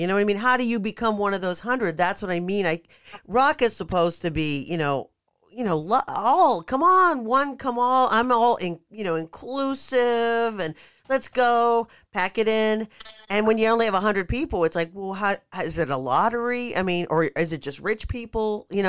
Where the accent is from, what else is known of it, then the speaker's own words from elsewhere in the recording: Pittsburgh, Pennsylvania, United States; Now, Detroit is not as beautiful. I mean, I'm from Pittsburgh, so I know it gets cold.